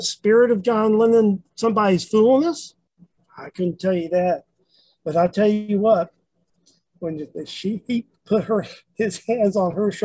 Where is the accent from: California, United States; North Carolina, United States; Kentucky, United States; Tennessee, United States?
Tennessee, United States; Memphis; moved away; I'm originally from Memphis